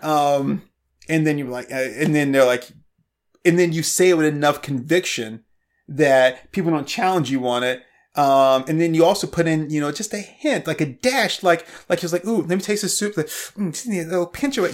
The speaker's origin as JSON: {"language": "English", "region": "the South", "country": "United States", "tie": "born or raised there", "moved": "as an adult", "said": "I grew up in the South, um, from, like, sixth grade to, like, like, a couple years of college, I grew up in the South."}